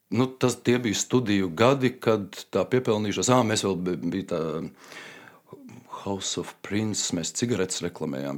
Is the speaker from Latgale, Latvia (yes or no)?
no; Riga, Latvia; Es esmu rīznieks no dzimšanas, ehm, mācījos savulaik 50. vidusskolā